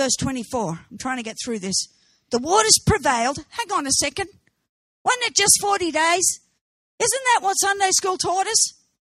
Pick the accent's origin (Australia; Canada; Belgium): Australia; And I'm an Aussie, so we say it as it is